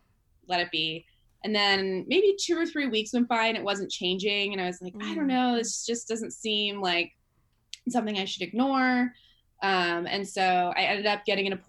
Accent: San Jose, California, United States; I'm from the Bay Area in California, San Jose, which is a big city.

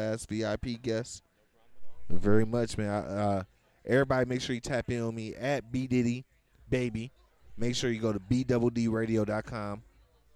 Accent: Ohio, United States; moved away; I am from Ohio. I've been here going on 9 years

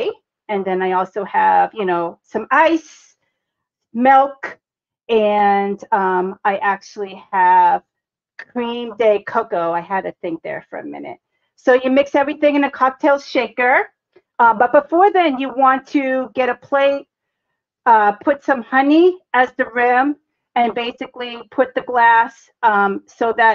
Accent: Boston, Massachusetts, United States; accent: Bostonian; also born or lived in Texas / Cambridge, Massachusetts; I was born and raised in Boston

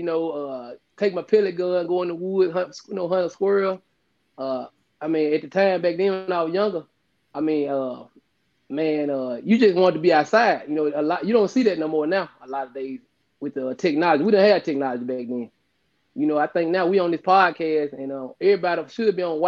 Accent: Tate County, Mississippi, United States; growing up in Tate County

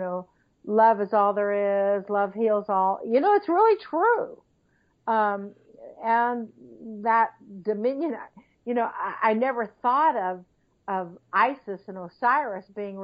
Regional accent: Missouri, United States; I'm from Missouri

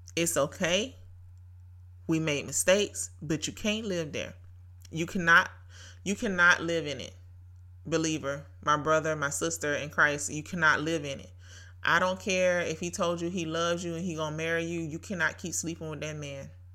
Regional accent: Brunswick, Georgia, United States; Brunswick, Georgia, my hometown

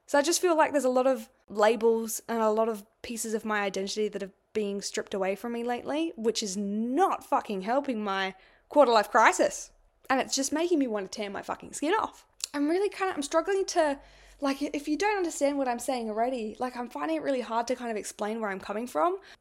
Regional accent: Adelaide, South Australia, Australia; I was born in Adelaide

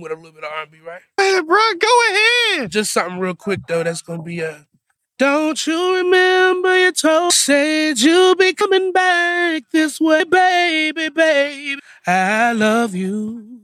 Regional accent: Virginia Beach, Virginia, United States; also born or lived in Norfolk, Virginia; I'm originally from Virginia Beach, Virginia

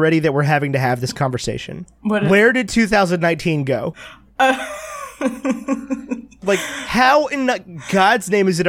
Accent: Virginia, United States; moved away; I'm from Virginia.

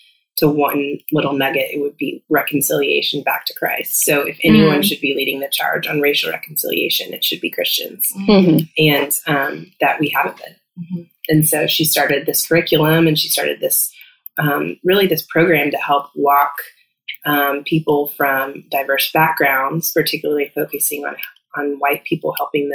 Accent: Texas, United States; moved away as an adult; also born or lived in Washington, D.C.; now in Atlanta, United States; I'm from Texas, born and bred there.

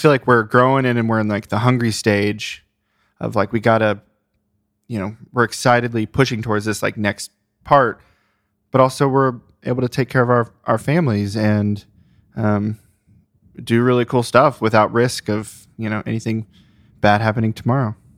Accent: Ohio, United States; I grew up in Ohio

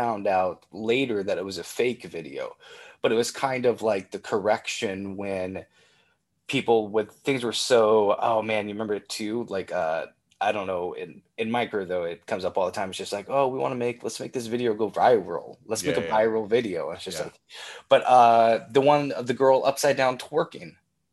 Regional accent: Alma, Kansas, United States; I grew up in Alma, Kansas

